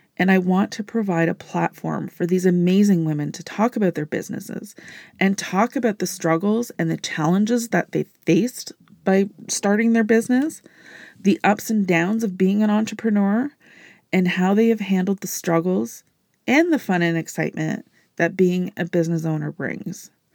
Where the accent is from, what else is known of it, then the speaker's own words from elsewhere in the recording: Canada; I am a Canadian business entrepreneur